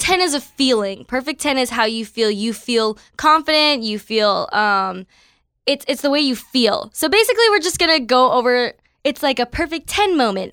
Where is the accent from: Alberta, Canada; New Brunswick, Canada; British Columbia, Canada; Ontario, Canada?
Ontario, Canada; Toronto; moved away as an adult; now in California, United States; I am from Toronto, Canada